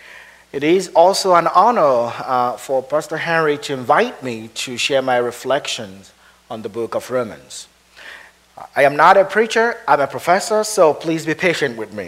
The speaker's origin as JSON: {"language": "English", "country": "Nigeria", "tie": "born or raised there", "also_born_or_lived": "Edinburgh, Scotland / Wheaton, Illinois", "moved": "as an adult", "lives_now": "Minnesota, United States", "said": "I grew up in Nigeria"}